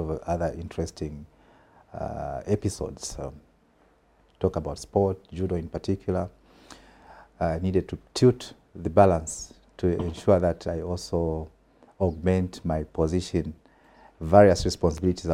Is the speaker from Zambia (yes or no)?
yes; Southern Province, Zambia; also born or lived in Kalabo, Western Province / Serenje / Mongu, Western Province; It is there where I studied my grade one, Charles Wanga Primary School to be specific. So grade one to five, I was in Southern Province.